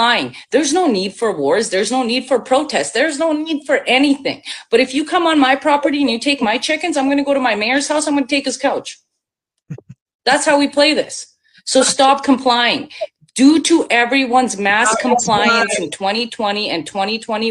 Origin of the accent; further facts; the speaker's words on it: Bosnia & Herzegovina; now in Canada; I'm from Bosnia. So I was born in former Yugoslavia. I'm half Serbian and went through a war, lived in a refugee camp. And now I come here